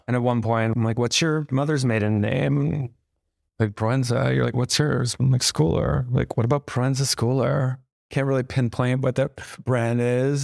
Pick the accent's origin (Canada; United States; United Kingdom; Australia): United States; New Jersey; moved away as an adult; also born or lived in Tokyo, Japan; now in New York, United States; moved to America around kindergarten and to New Jersey